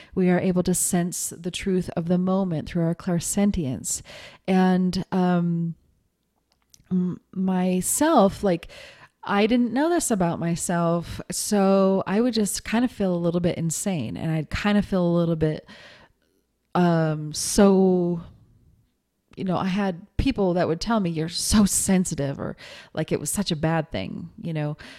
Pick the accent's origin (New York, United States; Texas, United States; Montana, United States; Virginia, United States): Montana, United States; growing up in Montana